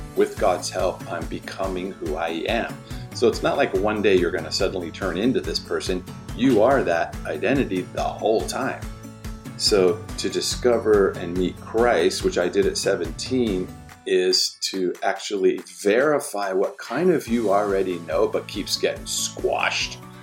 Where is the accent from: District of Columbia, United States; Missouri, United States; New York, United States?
District of Columbia, United States; Washington; I was born in Washington, D C, lower income family